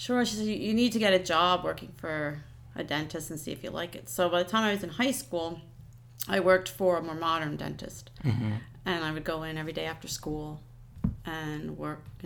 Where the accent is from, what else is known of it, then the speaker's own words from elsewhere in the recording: Lehighton, Pennsylvania, United States; also born or lived in Hellertown, Pennsylvania; I grew up in Lehighton, which is a small town like Hellertown.